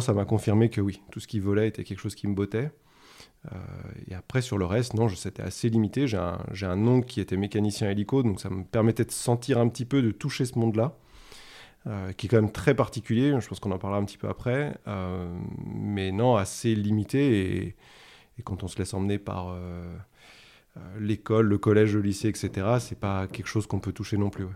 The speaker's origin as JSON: {"language": "French", "region": "the Alps", "country": "France", "tie": "born or raised there", "said": "je viens des Alpes et tu as raison, on partage ça. Euh, je pense que ça a été une chance de grandir là-bas"}